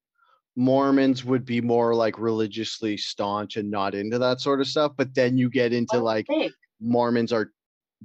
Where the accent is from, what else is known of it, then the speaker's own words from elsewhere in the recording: Canada; I'm Canadian.